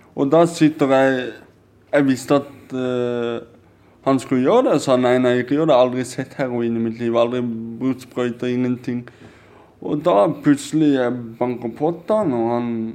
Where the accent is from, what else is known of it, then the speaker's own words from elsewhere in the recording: Kristiansand, Agder, Norway; Vi er fra Kristiansand